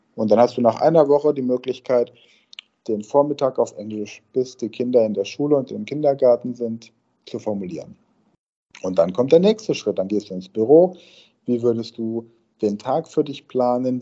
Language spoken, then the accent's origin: German; near Karlsruhe, Rhineland-Palatinate, Germany; da, wo ich aufgewachsen bin, in, in, in der Pfalz, in der Nähe von äh, Karlsruhe, also drüben auf der anderen Rheinseite